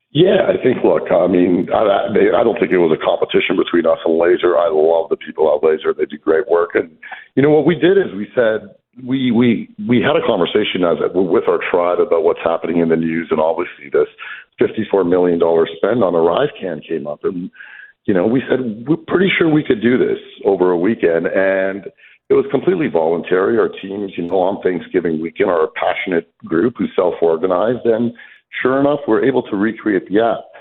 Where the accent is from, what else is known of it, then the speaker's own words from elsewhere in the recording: Canada; As a Canadian